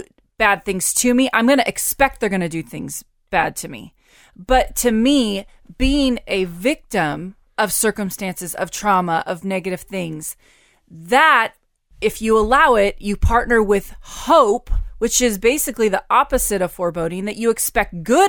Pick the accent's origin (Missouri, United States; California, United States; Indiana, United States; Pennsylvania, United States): California, United States; Stockton; born or raised there